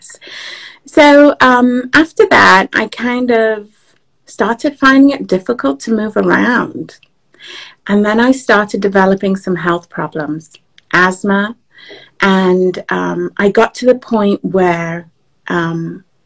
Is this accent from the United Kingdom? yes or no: yes; England, United Kingdom; moved away as an adult; also born or lived in Nigeria; now in Washington, D.C., United States; I was born in Nigeria and I grew up in England. So I moved to the US about 20 years ago, in fact, 21 years ago, and I live just outside of Washington, D.C. now